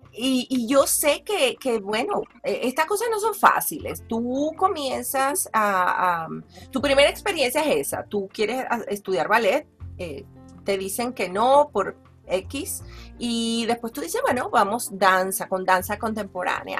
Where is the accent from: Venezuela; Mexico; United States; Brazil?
Venezuela; Valencia, Carabobo; also born or lived in Caracas, Venezuela; yo nací en, en Caracas también